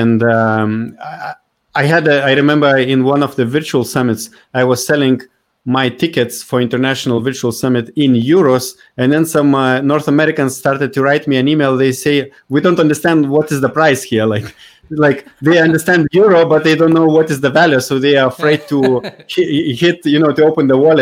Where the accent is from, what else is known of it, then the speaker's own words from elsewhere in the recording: Lithuania; my own country, like my home country, Lithuania.